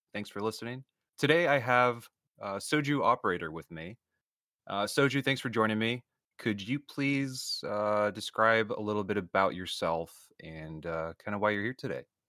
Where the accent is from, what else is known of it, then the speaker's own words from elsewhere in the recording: Florida, United States; moved away; I'm originally from Florida